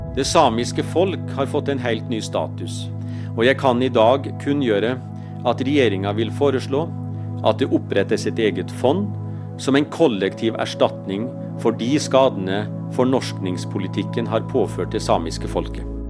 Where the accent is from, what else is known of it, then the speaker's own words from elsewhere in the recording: Karasjok, Finnmark, Norway; first language Northern Sami; Norwegian is a second language; jeg har jo vokst opp i eh, hjemme nordpå. At det samiske er rundt meg i, i flertall, f.eks. i Karasjok